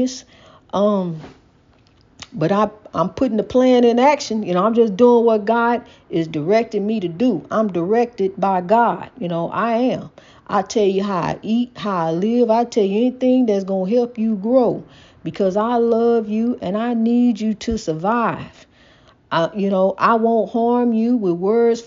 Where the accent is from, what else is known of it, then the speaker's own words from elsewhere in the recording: United States; We are African American.